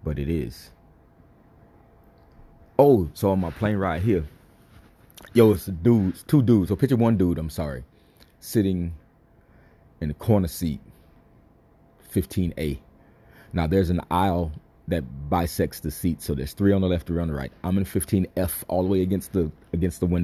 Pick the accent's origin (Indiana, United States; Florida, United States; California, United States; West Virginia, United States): Florida, United States; Miami; I'm from Florida. Florida. Miami type